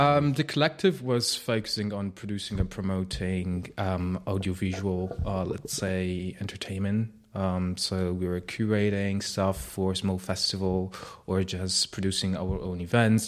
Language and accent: English; Piedmont, Italy; moved away; I grew up in Italy.